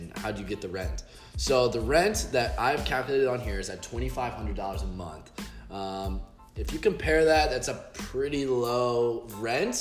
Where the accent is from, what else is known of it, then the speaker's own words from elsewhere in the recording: St. Louis, Missouri, United States; now in South Florida, United States; I'm also from St. Louis